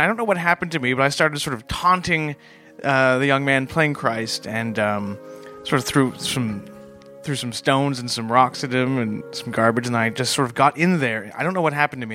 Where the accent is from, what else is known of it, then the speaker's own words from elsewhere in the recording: Canada; I'm a Canadian